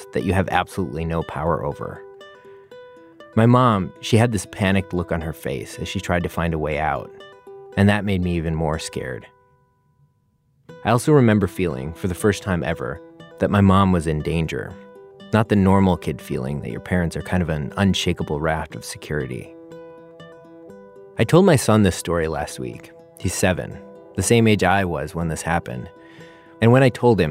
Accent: Milwaukee, Wisconsin, United States; my hometown, Milwaukee.

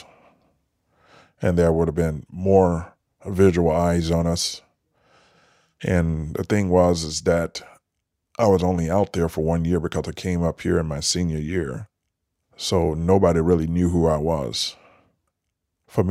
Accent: Mississippi, United States; moved away; also born or lived in Michigan; I was from Mississippi.

